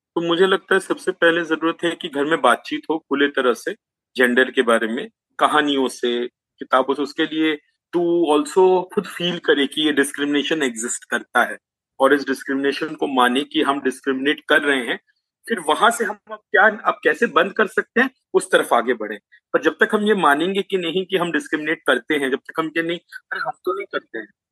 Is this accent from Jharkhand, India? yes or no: yes; Jamshedpur, Jharkhand, India; चूंकि हम जमशेदपुर से हैं